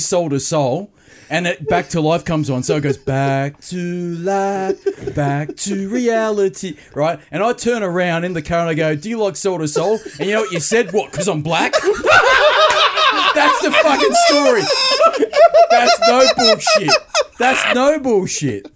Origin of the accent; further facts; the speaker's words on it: Australia; I'm from Australia